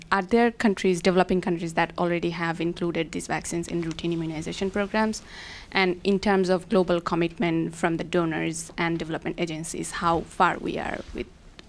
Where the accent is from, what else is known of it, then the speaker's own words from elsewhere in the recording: Bangladesh; moved away; I'm a postdoctoral fellow in Global Health Department, and I'm also from Bangladesh.